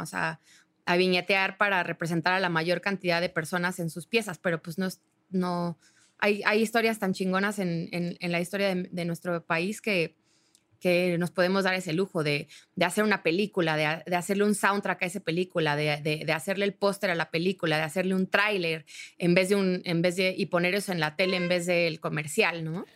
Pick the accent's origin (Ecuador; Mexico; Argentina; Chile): Mexico; somos mexicanos comprometidos con impulsar a nuestro país a un lugar mejor